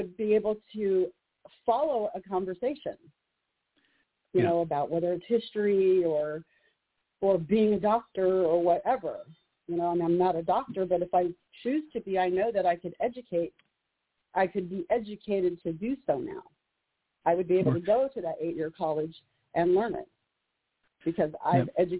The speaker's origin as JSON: {"language": "English", "town": "Juneau", "region": "Alaska", "country": "United States", "tie": "born or raised there", "also_born_or_lived": "Oregon", "said": "I'm in Juneau. I was born and raised in Juneau, Alaska, the capital."}